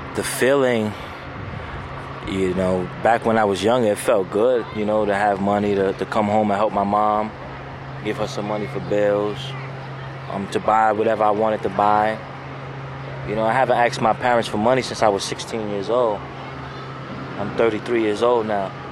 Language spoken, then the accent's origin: English; New York City, New York, United States; growing up in Tompkins was kind of crazy. It's in a, it's a, it's a, it's a project complex